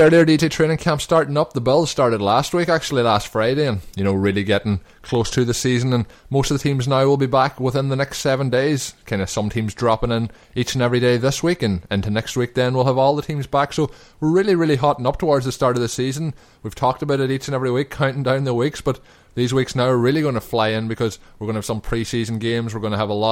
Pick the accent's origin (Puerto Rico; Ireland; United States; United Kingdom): Ireland; we're also from Ireland